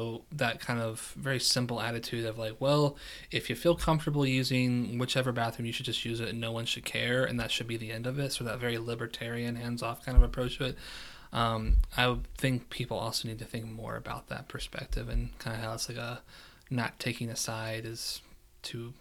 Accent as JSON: {"language": "English", "region": "West Virginia", "country": "United States", "tie": "born or raised there", "also_born_or_lived": "Kentucky", "moved": "yes", "said": "born and raised West Virginia, but also consider myself a Kentuckian"}